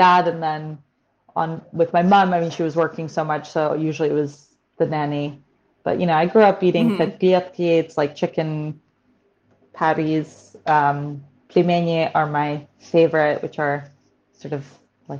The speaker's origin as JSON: {"language": "English", "region": "New York", "country": "United States", "tie": "born or raised there", "moved": "as an adult", "lives_now": "United Kingdom", "said": "I was born in New York, and both my parents actually immigrated from the former Soviet Union to Brooklyn"}